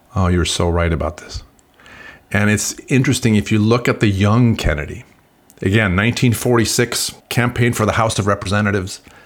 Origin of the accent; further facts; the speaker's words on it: Sweden; moved away; I'm originally from Sweden